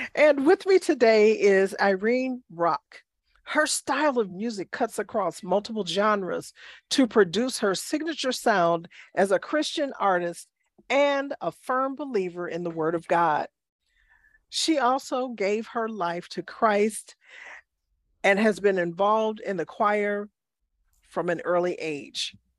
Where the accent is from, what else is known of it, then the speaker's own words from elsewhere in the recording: Chicago, Illinois, United States; I grew up in Chicago, which is the home of gospel music